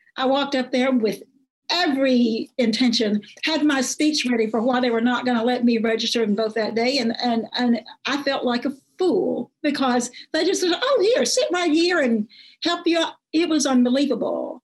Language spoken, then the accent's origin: English; Nevada County, Arkansas, United States; I grew up in Nevada County, a lot of people in Nevada County work at the Tysons. That's um, up in Hope